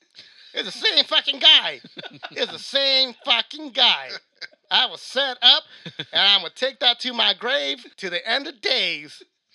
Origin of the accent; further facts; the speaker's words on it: Oklahoma, United States; I'm from Oklahoma. All we got there is fucking mullets.